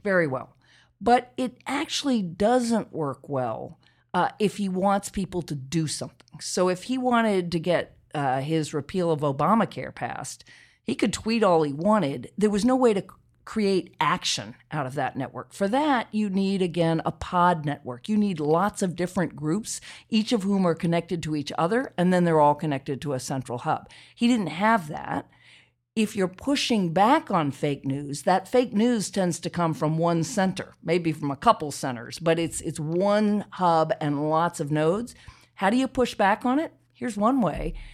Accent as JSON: {"language": "English", "town": "Charlottesville", "region": "Virginia", "country": "United States", "tie": "born or raised there", "said": "I grew up in Charlottesville, Virginia."}